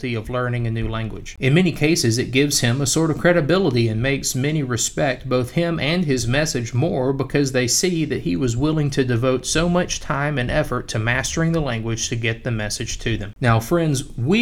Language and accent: English; United States; first language English; I, even as an English-speaking American